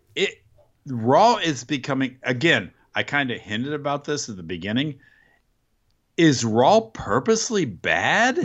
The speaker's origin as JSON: {"language": "English", "country": "United States", "said": "as an American"}